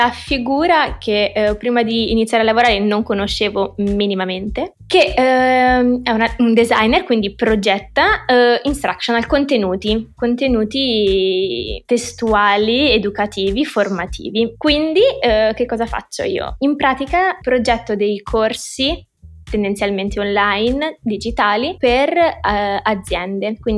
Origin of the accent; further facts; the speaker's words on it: Rome, Lazio, Italy; Mm, vabbè, sono di Roma, direi 23.